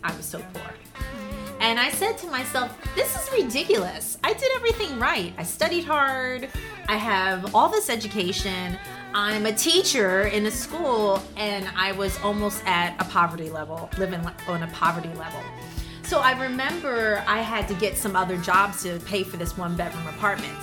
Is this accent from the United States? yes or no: yes; Philadelphia, Pennsylvania, United States; moved away as an adult; now in Taiwan; I'm from the suburbs of Philadelphia and I came to Taiwan 16 years ago